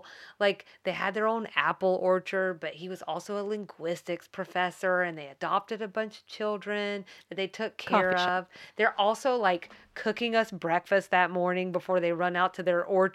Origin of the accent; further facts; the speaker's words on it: the South, United States; accent: Southern; They may not like my southern accent.